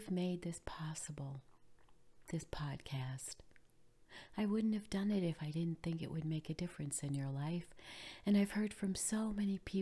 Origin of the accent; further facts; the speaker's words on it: New York, United States; now in Florida, United States; I grew up in New York, and Christmas in New York was always cold